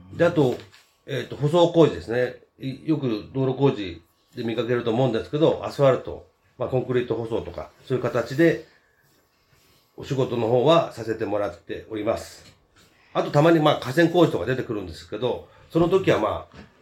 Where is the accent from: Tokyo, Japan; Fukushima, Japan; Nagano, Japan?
Tokyo, Japan; Fuchu; also born or lived in Shinagawa, Tokyo; 府中は10歳の時に品川区から引っ越してきて、えー、36年目になります